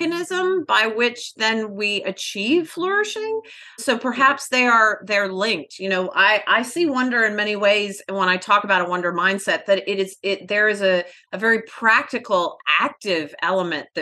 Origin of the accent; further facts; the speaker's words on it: Atlanta, Georgia, United States; We were born and raised in Atlanta, so they practically put Coca-Cola in your baby bottle there